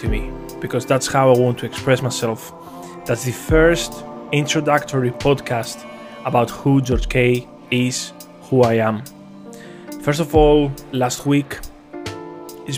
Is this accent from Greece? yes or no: yes; Athens, Attica, Greece; I come from Greece, Athens, the capital. I've been raised in a very, very mature and organized environment